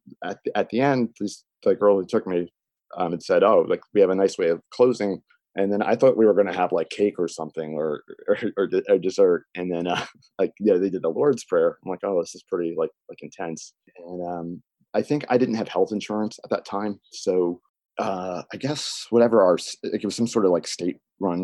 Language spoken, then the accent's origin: English; Chatham, New Jersey, United States; also born or lived in New Providence, New Jersey; I grew up here in Chatham. It's the town I grew up in.